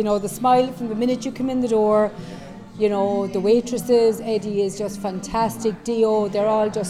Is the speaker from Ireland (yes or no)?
yes; Ireland; we are Irish people